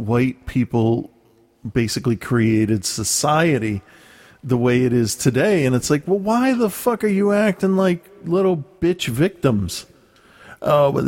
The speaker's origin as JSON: {"language": "English", "town": "Philadelphia", "region": "Pennsylvania", "country": "United States", "tie": "born or raised there", "moved": "yes", "said": "I was born in Philadelphia"}